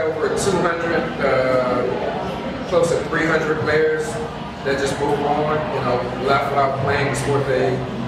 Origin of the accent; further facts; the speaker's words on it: Newport News, Virginia, United States; also born or lived in Norfolk / Chesapeake; It's a hard question, man. I moved around so much when I was a kid, but I'm going to claim Newport News.